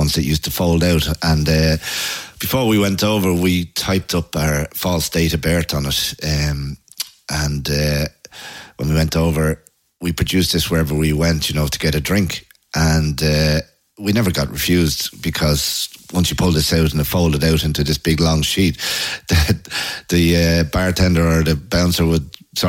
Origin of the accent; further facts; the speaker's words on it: Ireland; also born or lived in Lucan; from Ireland.